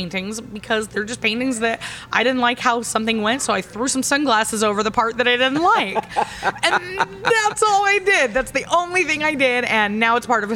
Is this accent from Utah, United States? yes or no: yes; Ogden, Utah, United States; I grew up in Ogden in a small town